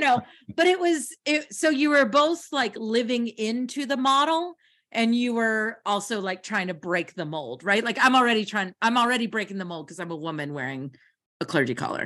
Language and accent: English; United States; also born or lived in Kentucky / Tennessee; I grew up in Kentucky and Tennessee